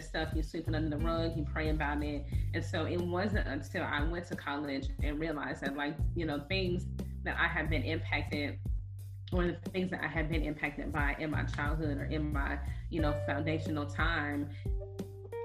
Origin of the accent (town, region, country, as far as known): East Chicago, Indiana, United States; born or raised there